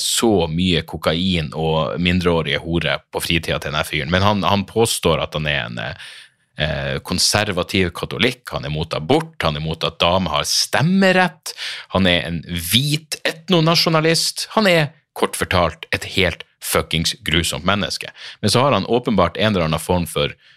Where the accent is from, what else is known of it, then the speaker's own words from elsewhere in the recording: Narvik, Nordland, Norway; moved away as an adult; hjembyen min, er jo fordi jeg vokste opp der. Jeg var tenåring i Narvik